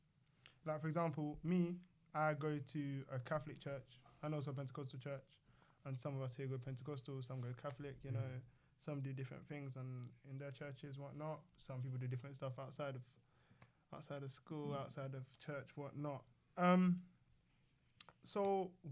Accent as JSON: {"language": "English", "region": "London", "country": "United Kingdom", "said": "I'm from North London"}